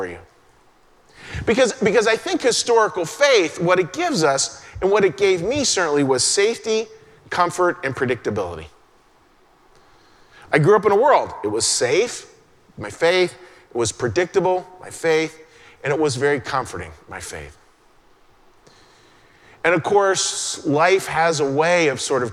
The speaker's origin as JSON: {"language": "English", "region": "Western Pennsylvania", "country": "United States", "tie": "born or raised there", "moved": "yes", "said": "a little boy growing up in Western Pennsylvania and going to church."}